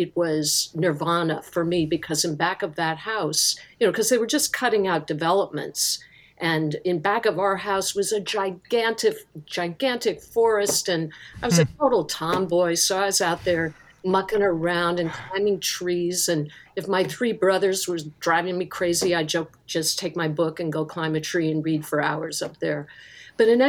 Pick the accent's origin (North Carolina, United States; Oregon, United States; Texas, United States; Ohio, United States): Ohio, United States; outside of Cleveland; I grew up in Ohio, outside of Cleveland, out in the countryside